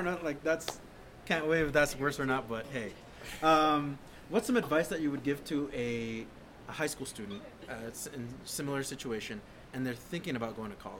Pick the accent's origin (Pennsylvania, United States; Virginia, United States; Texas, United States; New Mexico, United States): New Mexico, United States; I'm actually from New Mexico as well